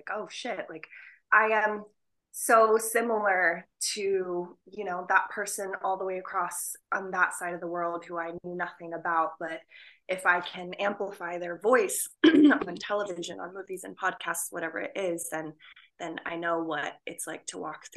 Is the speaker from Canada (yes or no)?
no; Pakistan; a Pakistani woman